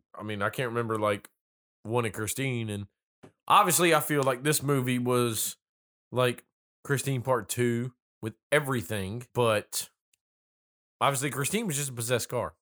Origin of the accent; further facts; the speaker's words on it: North Carolina, United States; accent: little country accent; I'm originally born and raised in North Carolina.